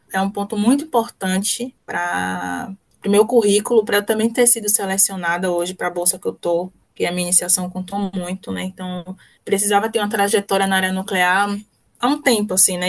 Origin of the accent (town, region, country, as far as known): Salvador, Bahia, Brazil; moved away; also born or lived in Sergipe